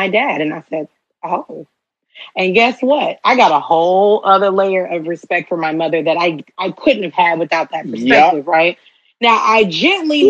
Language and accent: English; Houston, Texas, United States; I'm from Houston